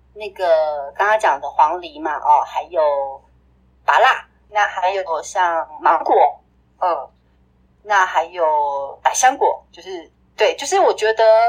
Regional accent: Taipei, Taiwan; moved away as an adult; now in Miaoli, Taiwan; 我在台北出生长大

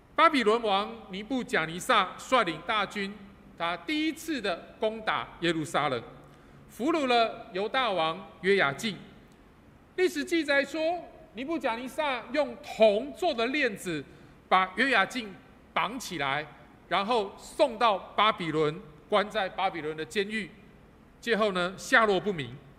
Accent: Taipei, Taiwan; moved away as an adult; now in Kaohsiung, Taiwan; 我是台北人，然后，啊，弯刀大帮嘎，啊，我是帮嘎囡仔。 然后我在西门町长大的，啊，所以，呃，呃，我读西门国小，然后重要商场很熟

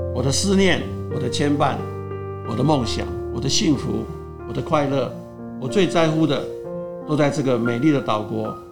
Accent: Taiwan; also born or lived in United States; 我就是外省第二代

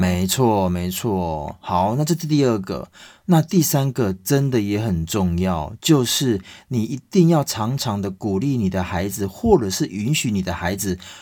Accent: Taiwan; 我们台湾人

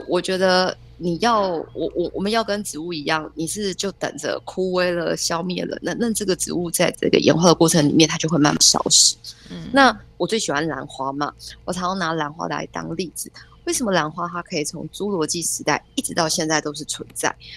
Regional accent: Taiwan; 身为台湾人，住在台湾这个地方

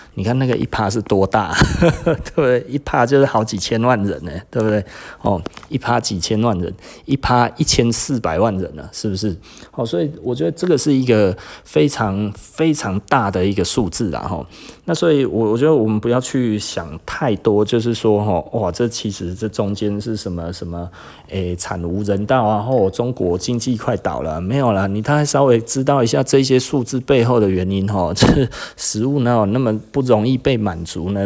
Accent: Taiwan; 我们台湾人是有一点政治太过于狂热了

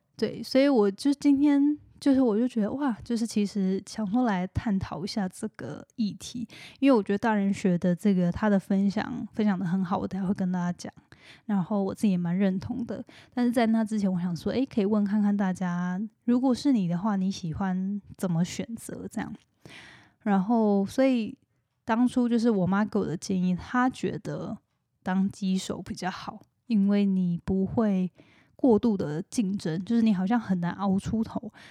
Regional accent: Hualien, Hualien County, Taiwan; moved away; 我是花莲人

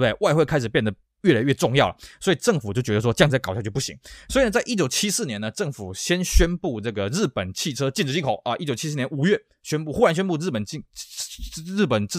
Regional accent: Taiwan; 我们台湾这边

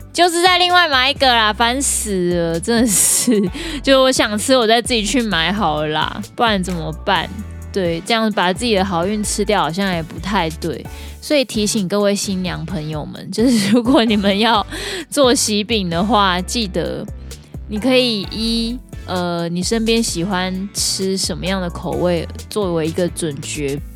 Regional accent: Taiwan; 身为台湾人

